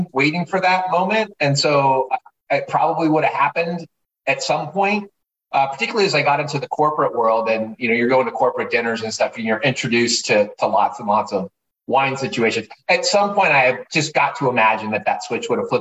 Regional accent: Southern California, United States; growing up in Southern California, punk rock skateboard kid

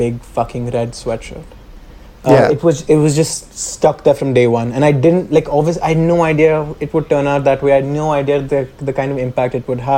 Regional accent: India

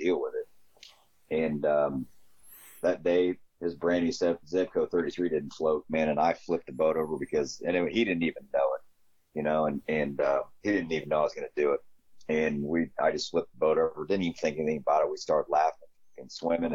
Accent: Glasford, Illinois, United States; also born or lived in Mapleton, Illinois / Kingston Mines, Illinois; I'm from Illinois. I'm from a little town called Glassford, Illinois. Glassford, Mapleton, Kingston Mines. I'm actually from all three

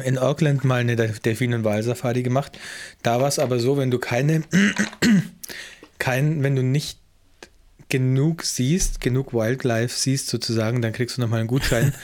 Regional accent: Germany; now in New Zealand; ich bin ja auch Deutscher in Neuseeland.

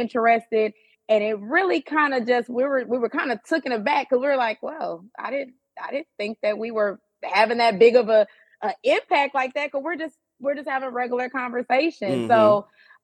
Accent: Atlanta, Georgia, United States; also born or lived in Texas; I'm from Atlanta, but I live here

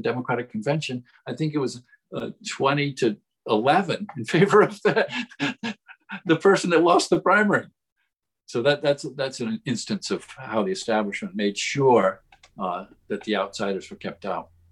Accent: Rhode Island, United States; my home state.

